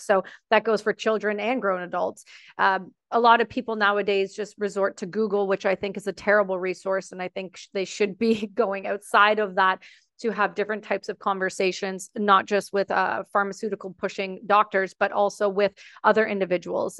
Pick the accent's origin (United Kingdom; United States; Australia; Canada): Canada; I'm Canadian